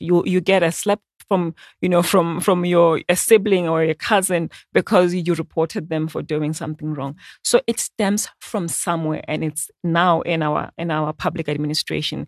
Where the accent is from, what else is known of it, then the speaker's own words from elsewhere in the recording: Botswana; I'm from Botswana